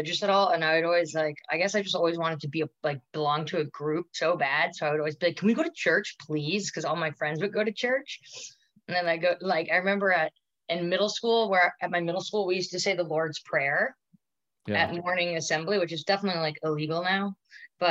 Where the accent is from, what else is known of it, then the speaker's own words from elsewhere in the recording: Long Island, New York, United States; also born or lived in Manhattan, New York; I was born in Manhattan. And then we moved out to Long Island when I was like 5 or something